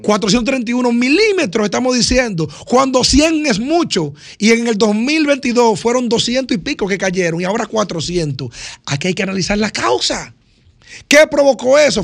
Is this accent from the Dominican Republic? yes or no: yes; Cambita Garabitos, San Cristóbal, Dominican Republic; yo que soy de Cambita